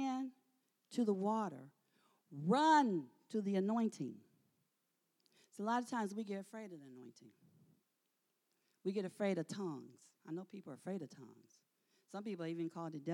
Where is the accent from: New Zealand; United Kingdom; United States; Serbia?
United States; Michigan; moved away; I'm from Michigan.